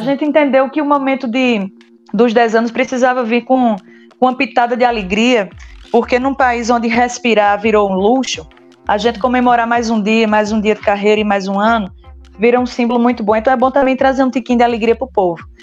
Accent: São José do Egito, Pernambuco, Brazil; Eu sou de São José do Egito

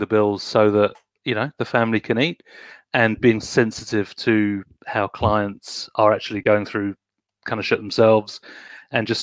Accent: United Kingdom; moved away as an adult; now in New Zealand; I'm British, been in New Zealand for 15 years

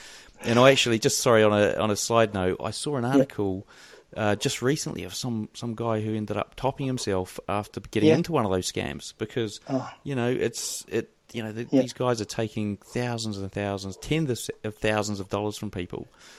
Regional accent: New Zealand; accent: New Zealand; Yeah, I've probably got the worst New Zealand accent ever in terms of it being strong. It's just not strong at all.

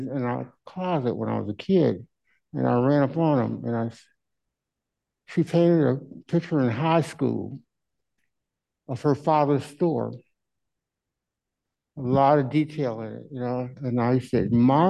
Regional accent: Kirkwood, Missouri, United States; moved away as an adult; now in St. Louis, United States; I'm from Kirkwood originally, and I moved down here in 1974, and I've been down here ever since

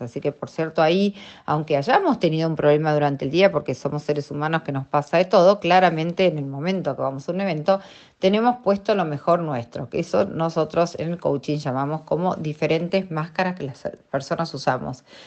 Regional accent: Argentina

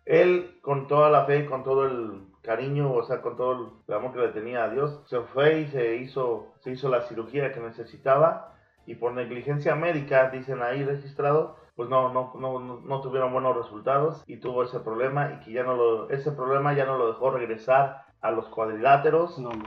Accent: Mexico; el hermoso país de México, donde nacimos, bueno, donde yo sí nací

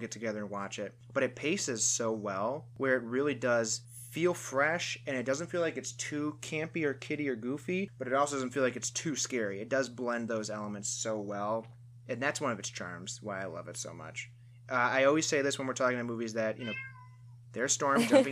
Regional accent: Michigan, United States; We're all Midwest people. We're from Michigan

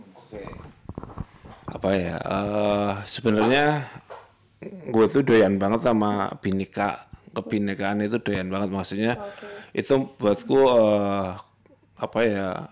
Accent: Java, Indonesia; gue orang Jawa

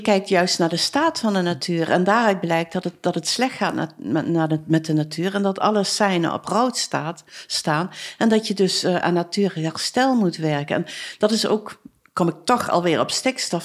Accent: Arcen, Limburg, Netherlands; ik ben geboren en getogen in Arsen, dus ik ben wel een beetje chauvinistisch

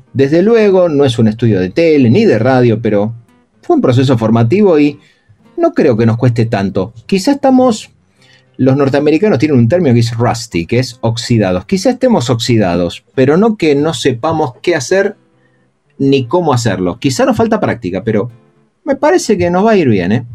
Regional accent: Argentina

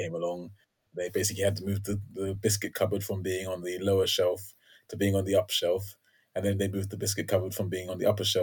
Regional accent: London, United Kingdom; also born or lived in Bedford; I grew up in Crystal Palace

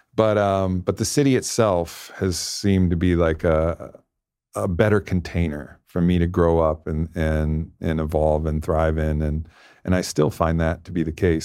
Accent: Southern California, United States; I grew up in Southern California

